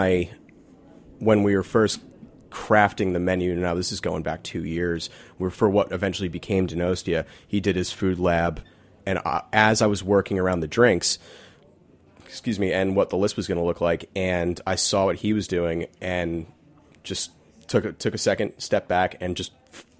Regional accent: New York, United States; I'm from Manhattan, so I don't really get out here so much

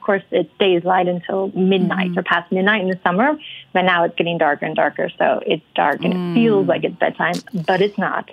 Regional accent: Salt Lake City, Utah, United States; moved away as an adult; also born or lived in Colorado; now in Norway; I'm from originally from Salt Lake City in Utah

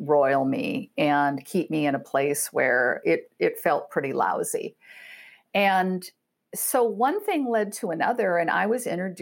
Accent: Iowa, United States; moved away; also born or lived in Chicago; I'm from Iowa, a good Iowa girl

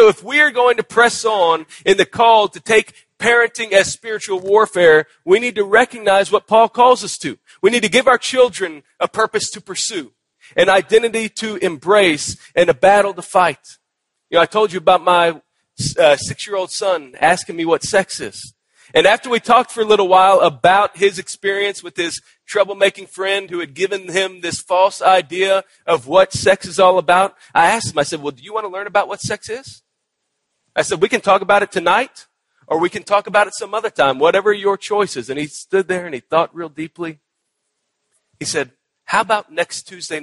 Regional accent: Texas, United States; moved away; my home state of Texas

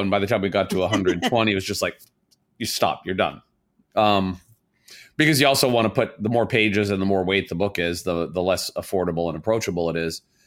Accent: Southern Indiana, United States; now in Chicago, United States; I'm from Southern Indiana

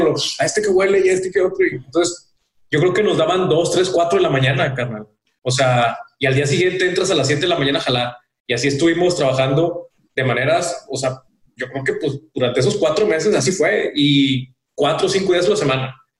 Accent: Mexico; Somos de México

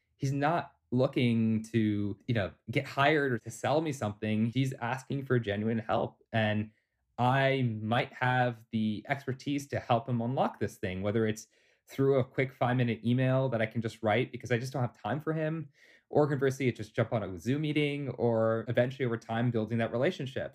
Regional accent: Toronto, Ontario, Canada; born and raised in Toronto, Canada

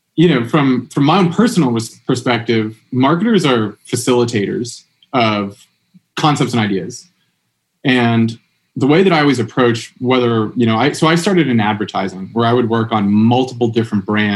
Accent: the Berkshires, Massachusetts, United States; I'm from here in the Berks. I'm from a town over

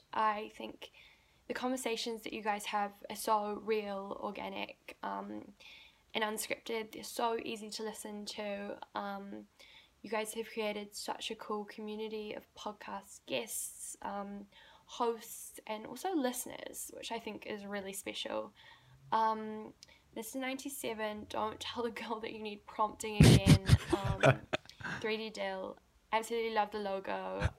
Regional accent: New Zealand; I am from New Zealand and I'm currently at university in Auckland.

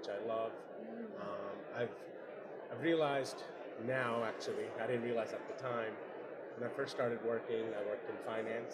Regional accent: New York City, New York, United States; moved away as an adult; also born or lived in Bangladesh; now in Oregon, United States; So I grew up in New York my whole life. Mm-hmm. Grew up in Queens, Long Island, and Manhattan.

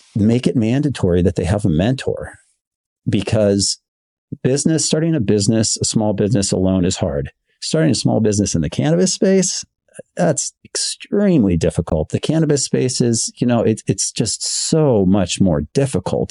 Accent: Bay Area, California, United States; I'm local from the Bay Area. I've grown up here my entire life

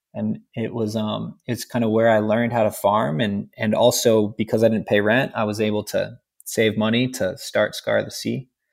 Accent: Rancho Cucamonga, California, United States; I grew up in Ranch Cucamonga

